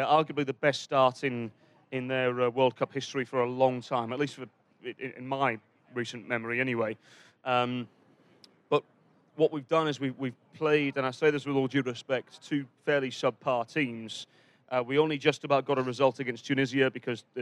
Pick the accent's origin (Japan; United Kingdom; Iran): United Kingdom; England; We're English